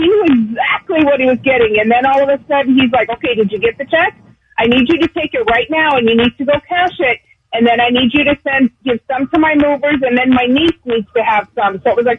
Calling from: San Bernardino, California, United States; on the freeway from San Bernardino.

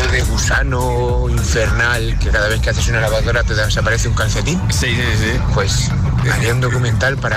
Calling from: Sevilla la Nueva, Community of Madrid, Spain; Hola, buenas tardes. … de Sevilla Nueva.

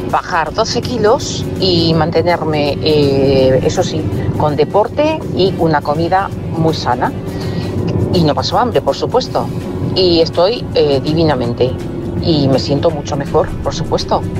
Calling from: Valladolid, Castile and León, Spain; de Valladolid.

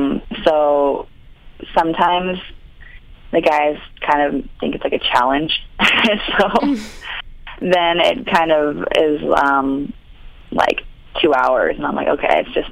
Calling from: California, United States; I'm in California.

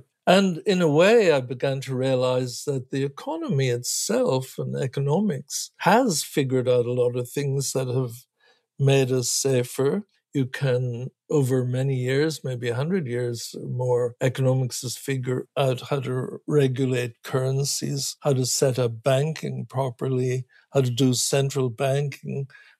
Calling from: California, United States; You can have an earthquake, and where I'm talking from California, that can have a bad enough circumstances, maybe several thousand people get killed.

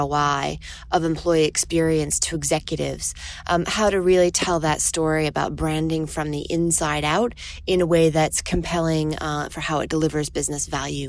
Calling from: Boston, Massachusetts, United States; I'm calling from Boston, Massachusetts, USA.

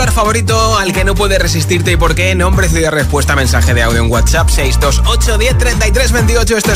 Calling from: Jaén, Andalusia, Spain; Hola, Josué … de Jaén y mi olor favorito

